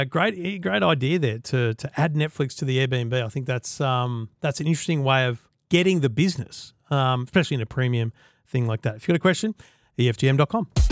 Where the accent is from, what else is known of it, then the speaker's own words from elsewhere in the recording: Queensland, Australia; I'm a Queenslander